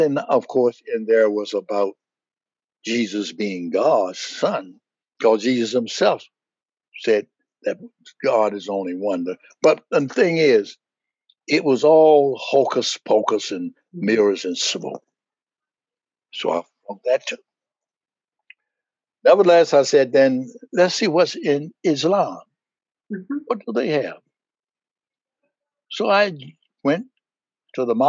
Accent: United States; I'm American, as American as going to get.

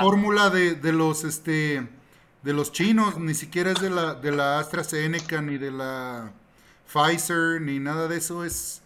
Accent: Mexico; soy puro mexicano, nacido en este suelo

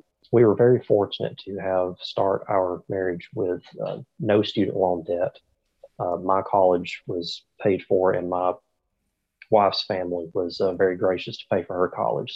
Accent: Haleyville, Alabama, United States; accent: Southern; I live in Haleyville, Alabama. It's a very, very small town in the South. And if you, can tell by my accent, I am definitely from the South. So I love it down here. I've lived here all my life

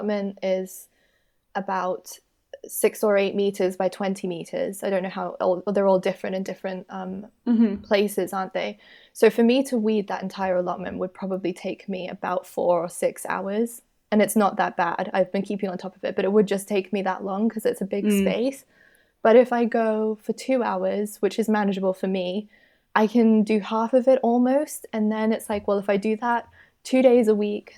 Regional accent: Australia; moved away; I'm from Australia.

